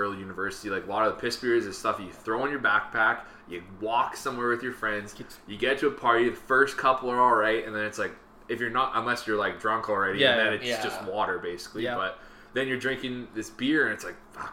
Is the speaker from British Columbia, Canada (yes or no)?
yes; Prince Rupert, British Columbia, Canada; moved away; I'm from Prince Rupert